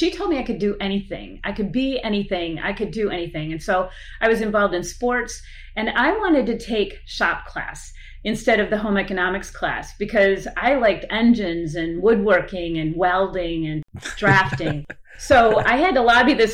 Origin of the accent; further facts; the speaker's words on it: Iola, Wisconsin, United States; I grew up in a very small town in central Wisconsin called Iola